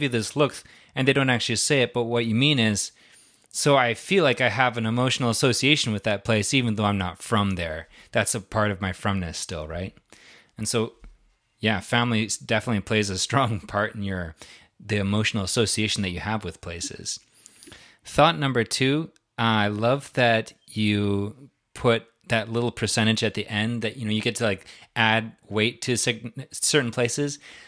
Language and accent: English; South Dakota, United States; born there; yeah, my journey started in South Dakota